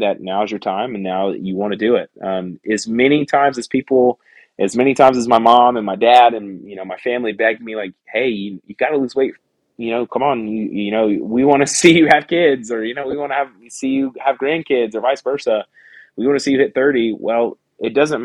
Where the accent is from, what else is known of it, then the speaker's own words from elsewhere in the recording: Pensacola, Florida, United States; get out from my hometown, man. I've spent 28 years in Pensacola